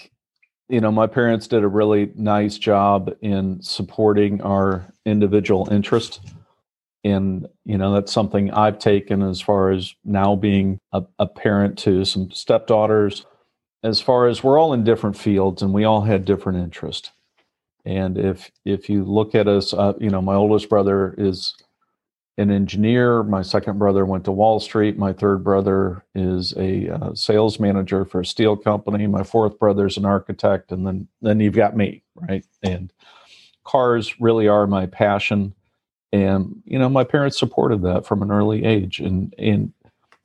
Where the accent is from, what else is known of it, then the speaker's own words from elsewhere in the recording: Indiana, United States; moved away as an adult; also born or lived in Munich, Germany / Beijing, China; I was born in Indiana, in the heartland of America, and have four brothers.